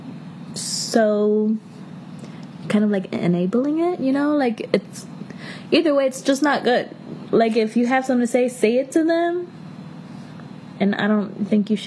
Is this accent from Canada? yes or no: no; Miami, Florida, United States; I'm from Miami.